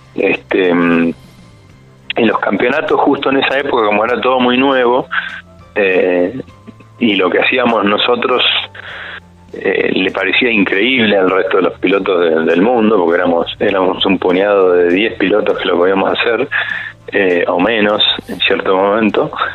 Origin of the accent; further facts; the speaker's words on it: Buenos Aires, Argentina; yo soy de Buenos Aires